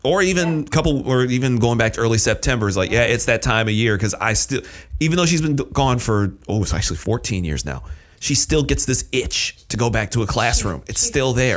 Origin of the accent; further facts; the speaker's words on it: Michigan, United States; moved away as an adult; originally I'm from Michigan